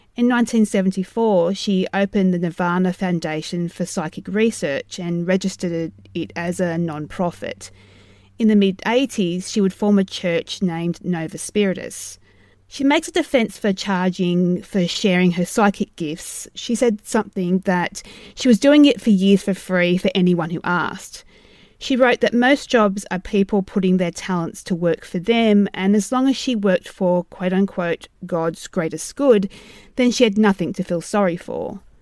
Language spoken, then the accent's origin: English; Australia; Being Australian